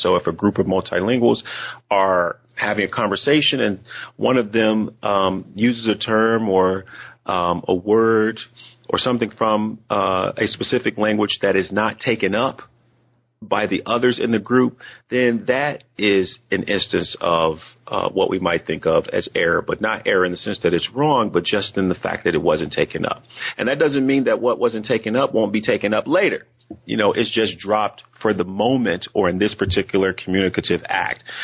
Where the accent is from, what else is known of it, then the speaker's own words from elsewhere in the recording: United States; accent: African American English; I'm African American and have African American English in my background